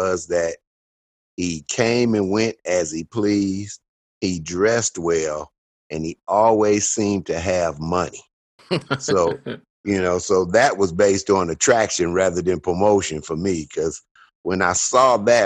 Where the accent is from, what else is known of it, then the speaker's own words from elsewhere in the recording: Detroit, Michigan, United States; moved away as an adult; now in Dallas, United States; in Detroit, Michigan